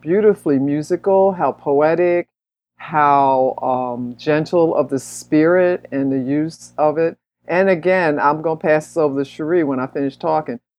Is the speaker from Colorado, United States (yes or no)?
no; Philadelphia, Pennsylvania, United States; I grew up in Philly